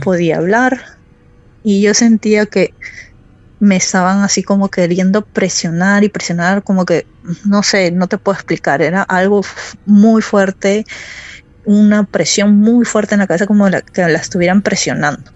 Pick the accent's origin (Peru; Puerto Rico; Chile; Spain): Peru; moved away as an adult; now in Akureyri, Iceland; Yo me vine aquí a los 20, casi los 20 años. Vine por cuestiones de trabajo para trabajar, porque la situación en mi país no estaba muy bien.